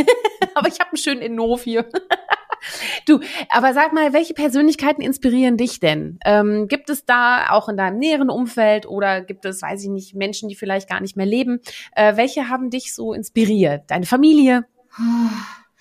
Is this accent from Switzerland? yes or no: no; Netherlands; moved away; ich bin ja gebürtige Niederländerin, wir sind ja auch eine Handelsnation